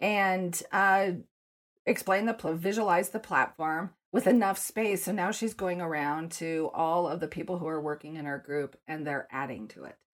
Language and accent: English; Denver, Colorado, United States; I grew up in Denver, and so I go back to the first day of school in elementary, middle school, high